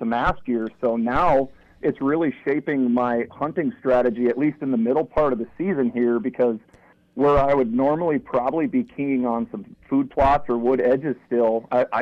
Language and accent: English; west of St. Cloud, central Minnesota, United States; I was born and raised in central Minnesota, just a little bit west of St. Cloud.